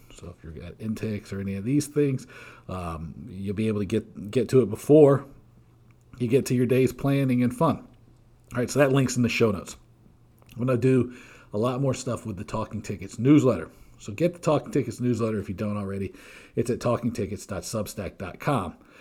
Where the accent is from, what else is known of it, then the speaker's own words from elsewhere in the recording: Georgia, United States; I grew up in Georgia